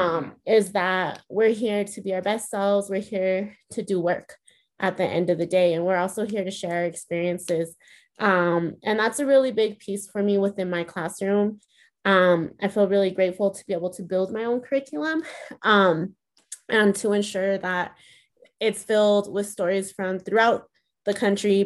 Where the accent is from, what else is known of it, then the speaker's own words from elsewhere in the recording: Denver, Colorado, United States; first language Spanish; English is a second language; I'm from the North Side, but I'm an honorary West Sider. Grew up going to the parish, spent all of my summers in the West Side.